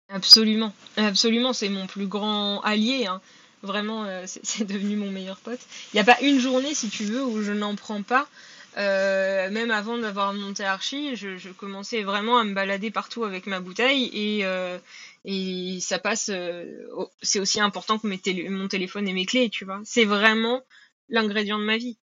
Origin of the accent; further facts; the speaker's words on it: Normandy, France; je suis originaire de Normandie